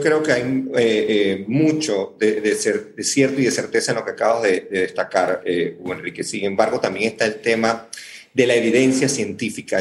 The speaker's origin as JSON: {"language": "Spanish", "country": "Panama", "said": "soy panameño y como ustedes nos preocupa nuestro país"}